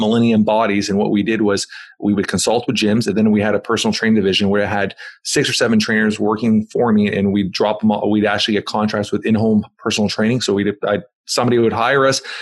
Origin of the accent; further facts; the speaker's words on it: Toronto, Ontario, Canada; I'm from Toronto, Canada